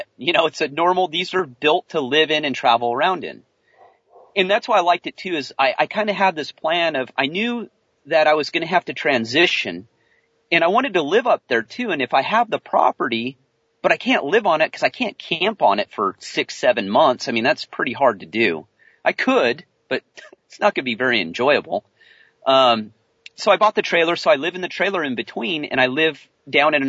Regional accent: California, United States; moved away; I'm a Californian man

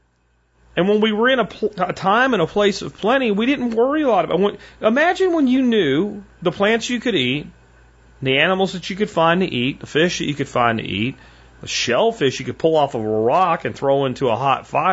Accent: Minersville, Pennsylvania, United States; where I grew up in Minersville, it's a pretty small little town in Pennsylvania

